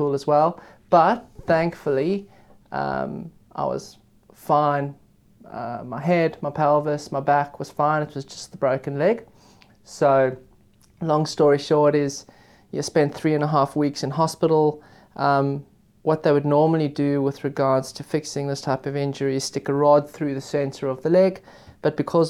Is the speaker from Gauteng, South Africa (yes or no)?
yes; Johannesburg, Gauteng, South Africa; moved away as an adult; also born or lived in Cape Town / United Kingdom; I am South African. I grew up in Johannesburg.